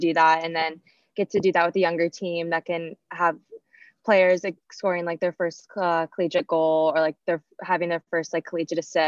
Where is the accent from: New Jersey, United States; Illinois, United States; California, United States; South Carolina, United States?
South Carolina, United States; we grew up in South Carolina